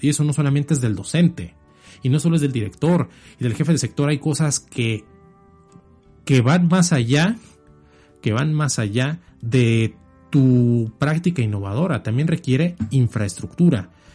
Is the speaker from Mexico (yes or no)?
yes; Mexico; como mexicanos